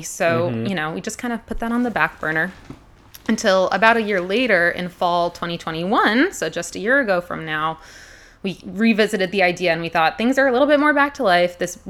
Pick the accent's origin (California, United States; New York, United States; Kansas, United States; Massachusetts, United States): Massachusetts, United States; moved away as an adult; also born or lived in Utah; now in Hood River, United States; My pronouns are she, her. I'm originally from the East Coast. I'm one of them New Englanders, Massachusetts, born and raised. Went out to Utah for a few years after college.